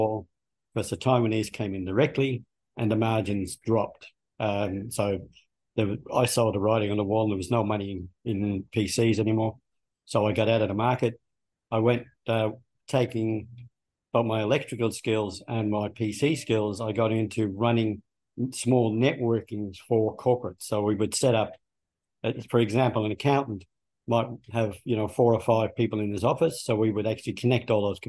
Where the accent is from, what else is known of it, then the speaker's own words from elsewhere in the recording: Dublin, Leinster, Ireland; moved away as an adult; also born or lived in Melbourne, Australia; now in Australia; I was born in Dublin, in Ireland, and I grew up there